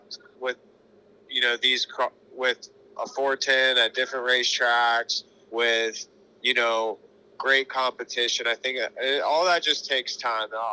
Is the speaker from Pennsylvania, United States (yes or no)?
yes; Pennsylvania, United States; I'm from Pennsylvania